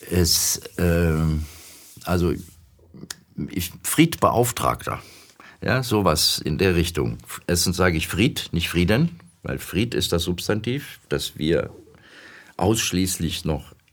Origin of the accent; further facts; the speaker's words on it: Germany; Ich rolle seit 30 Jahren Steine für den friedlichen Wandel, so sage ich das, durch Deutschland, mein Heimatland.